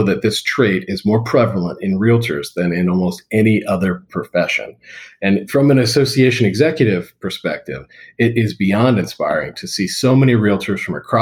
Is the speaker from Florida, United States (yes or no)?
yes; South Florida, United States; moved away as an adult; now in Tampa, United States; having been someone who's grown up in South Florida my whole life and moved over to Tampa